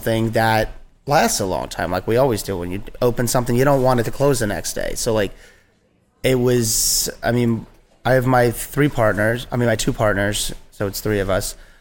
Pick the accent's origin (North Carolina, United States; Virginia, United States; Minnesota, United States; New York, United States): Virginia, United States; now in Nyack, United States; I grew up in Virginia.